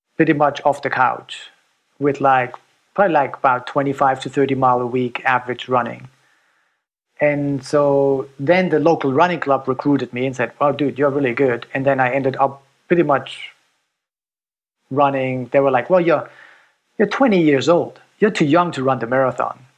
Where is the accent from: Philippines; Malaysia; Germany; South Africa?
Germany; moved away as an adult; now in United States; growing up in Germany